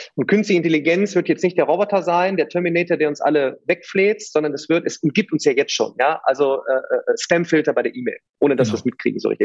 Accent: Remscheid, Solingen, Wuppertal area, North Rhine-Westphalia, Germany; Ich komme aus Remscheid, Solingen, Wuppertal, die Ecke

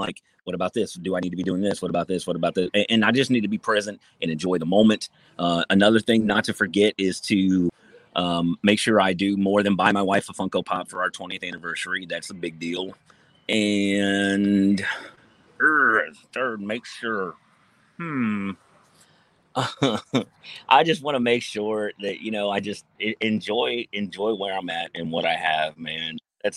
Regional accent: Ohio, United States; I'm from Ohio

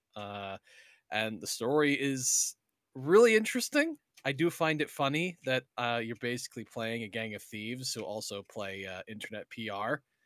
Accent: United States; I'm still an American

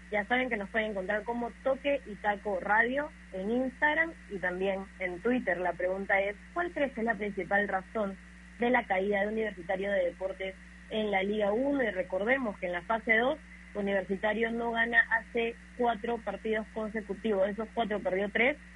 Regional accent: Peru

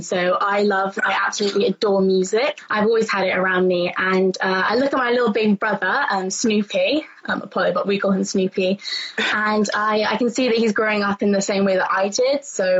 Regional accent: London, United Kingdom; I'm 13 and I'm from London.

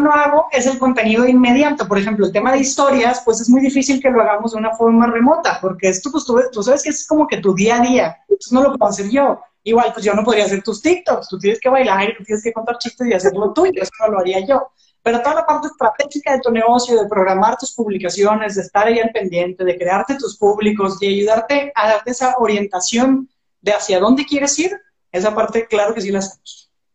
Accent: Monterrey, Nuevo León, Mexico; yo soy de aquí de Monterrey

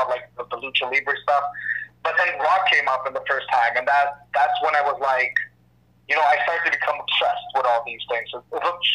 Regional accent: Israel; English is a second language; moved away as an adult; also born or lived in Canada; Born and raised in Israel

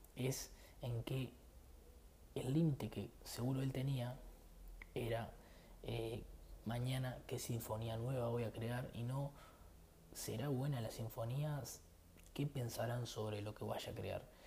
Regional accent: Uruguay; soy de Uruguay

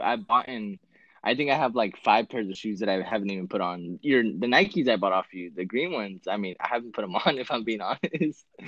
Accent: California, United States; I'm from Cali.

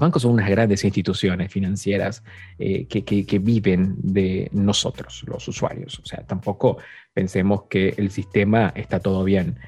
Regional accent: Argentina; yo soy argentino

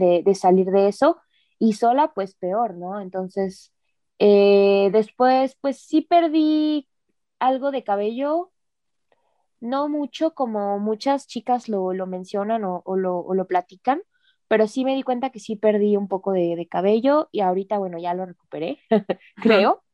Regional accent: Mexico; moved away; esa parte de mi cultura, o sea, de, México

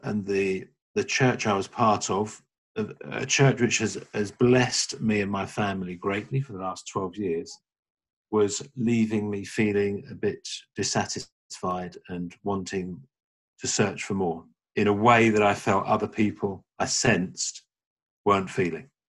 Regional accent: London, United Kingdom; I'm from uh, London in the UK

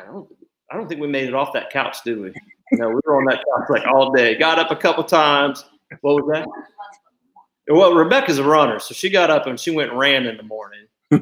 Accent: Ohio, United States; I can relate growing up in Ohio and family from Kentucky

